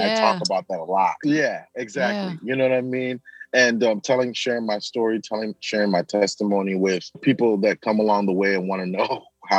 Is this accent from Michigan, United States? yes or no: yes; Grand Rapids, Michigan, United States; I'm actually born to mother and father, Nigerian parents. Okay. I am American born though. So I'm somewhat of a hybrid. I have been back home three times to Nigeria over the years, but I grew up in Grand Rapids, Michigan